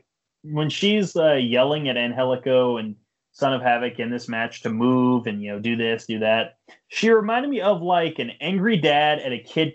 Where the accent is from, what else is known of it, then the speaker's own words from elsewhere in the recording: Oklahoma, United States; I'm from Oklahoma.